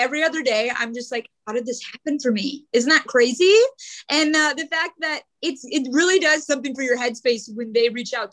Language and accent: English; Louisville, Kentucky, United States; moved away as an adult; also born or lived in Georgia / New York / Washington, D.C. / Charleston, West Virginia; I'm from Louisville. And for some reason, I don't know, ever since I was a little girl, I'm like, I don't want to live in Louisville